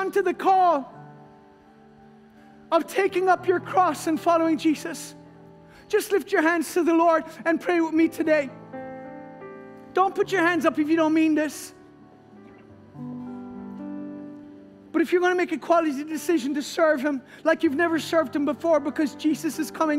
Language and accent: English; Ireland